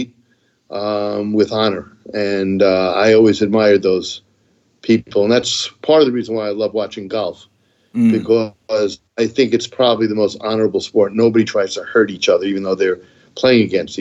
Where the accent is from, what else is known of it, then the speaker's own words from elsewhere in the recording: New Rochelle, New York, United States; moved away as an adult; also born or lived in Columbus, Ohio; now in Stamford, United States; I grew up in New Rochelle, New York, Westchester County